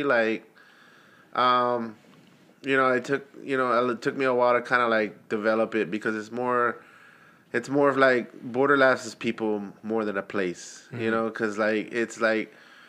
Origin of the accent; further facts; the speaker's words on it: El Paso, Texas, United States; now in Austin, United States; I'm originally from El Paso, Texas, and I grew up in a border town